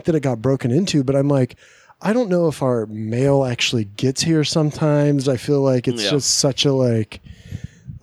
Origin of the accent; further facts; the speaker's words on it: Mineral Wells, Texas, United States; moved away; back in Mineral Wells with my dad, this is the kind of place my hometown is